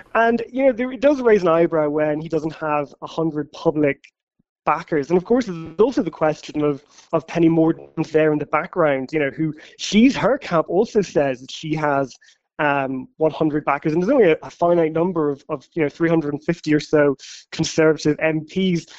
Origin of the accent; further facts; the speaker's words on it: Ireland; now in London, United Kingdom; as an Irish journalist in London